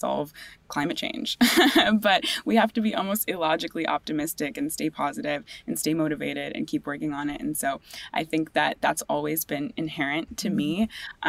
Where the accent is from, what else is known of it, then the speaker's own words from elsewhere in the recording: California, United States; I grew up in California in the mountains and in the ocean